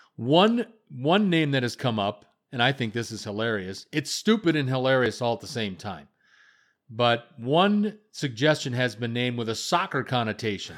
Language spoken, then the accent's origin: English; Wisconsin, United States; I'm from Wisconsin